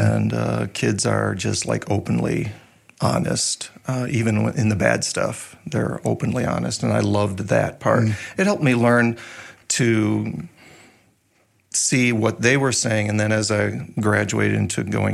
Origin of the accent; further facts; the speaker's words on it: Chicago, Illinois, United States; I grew up in Chicago, born in Chicago, really close to the sounds of Wrigley Field.